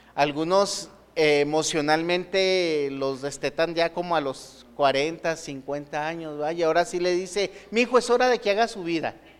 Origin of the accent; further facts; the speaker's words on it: Mexico; Los mexicanos sabemos perfectamente